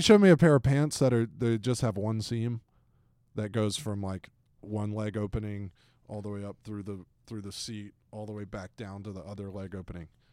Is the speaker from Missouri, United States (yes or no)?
no; Atlanta, Georgia, United States; moved away; my hometown, Atlanta, Georgia